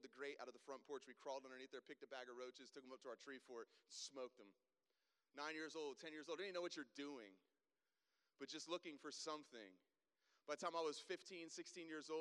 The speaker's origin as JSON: {"language": "English", "region": "South Florida", "country": "United States", "tie": "born or raised there", "moved": "as an adult", "lives_now": "Greenville, United States", "said": "I grew up down in South Florida. I lived there until I was 20. I moved here when I was 20 years old to Greenville."}